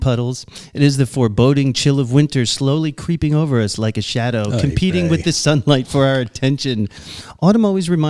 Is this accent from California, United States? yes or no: no; Long Island, New York, United States; from Long Island. I'm American